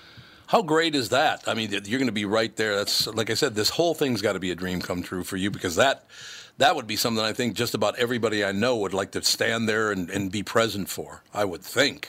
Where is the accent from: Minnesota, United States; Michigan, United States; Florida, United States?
Minnesota, United States; we don't have any of that stuff where I grew up in Minnesota.